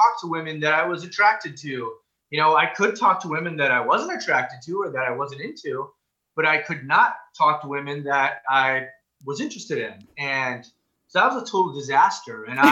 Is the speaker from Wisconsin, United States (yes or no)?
yes; Wisconsin, United States; I grew up in Wisconsin